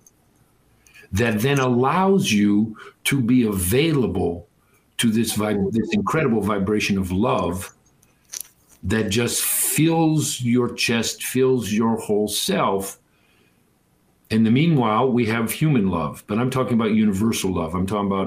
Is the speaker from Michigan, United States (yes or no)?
yes; Detroit, Michigan, United States; I grew up in Detroit